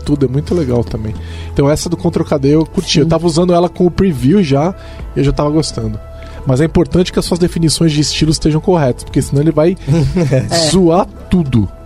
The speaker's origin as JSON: {"language": "Portuguese", "region": "São Paulo", "country": "Brazil", "said": "Aqui a gente é de São Paulo, a gente fala é"}